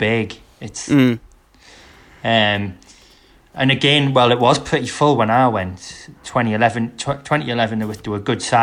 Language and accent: English; England, United Kingdom; oh, England.